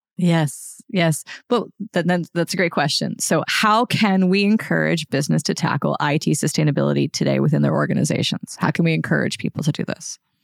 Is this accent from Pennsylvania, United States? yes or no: yes; Pennsylvania, United States; I'm American, and you know I grew up in a very rural area of Pennsylvania